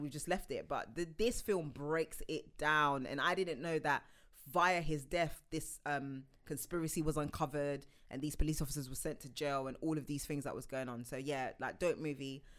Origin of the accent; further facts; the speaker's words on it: United Kingdom; as a Brit